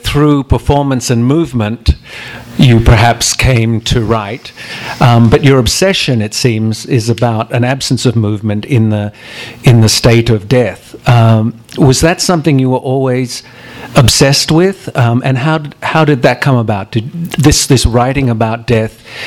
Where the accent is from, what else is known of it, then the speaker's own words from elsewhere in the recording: Australia; now in United States; it's great to be here as an Australian